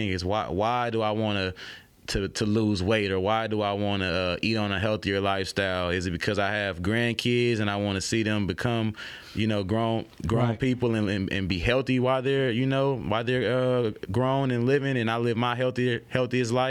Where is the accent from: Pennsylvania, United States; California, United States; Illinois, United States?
California, United States; Oakland; now in Baton Rouge, United States; I'm from Oakland, California